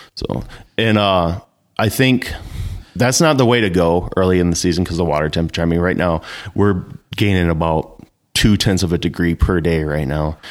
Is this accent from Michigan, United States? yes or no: yes; Northern Michigan, United States; I was born and raised here in Northern Michigan